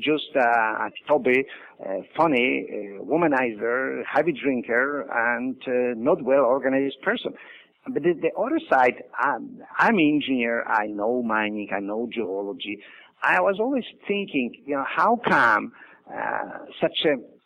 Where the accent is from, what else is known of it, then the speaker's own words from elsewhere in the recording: Poland; moved away as an adult; I was born in Poland.